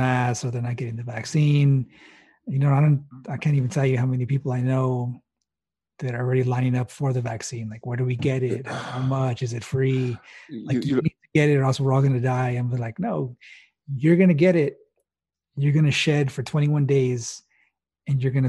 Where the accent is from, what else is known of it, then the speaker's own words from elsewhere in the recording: El Paso, Texas, United States; moved away; I'm originally from El Paso, Texas, which is West Texas, right on the border